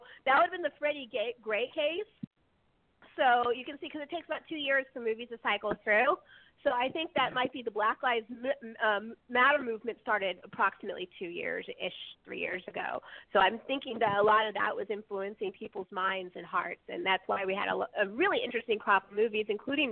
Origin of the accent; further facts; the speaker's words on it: Bay Area, California, United States; growing up in the Bay Area, in L.A. in particular